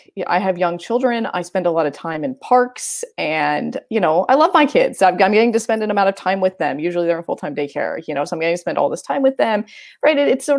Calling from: Hoboken, New Jersey, United States; So I am calling in from Hoboken, New Jersey, where Teresa teaches. It's where I live.

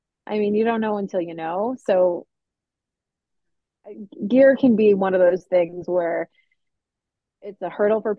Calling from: Maine, United States; I'm chiming in from Maine, as Kristen mentioned.

